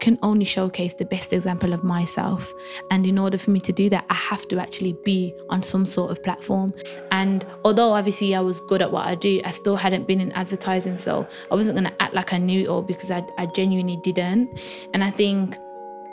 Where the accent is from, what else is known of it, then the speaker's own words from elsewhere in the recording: Birmingham, West Midlands, United Kingdom; moved away as an adult; now in London, United Kingdom; I always knew I'm from Birmingham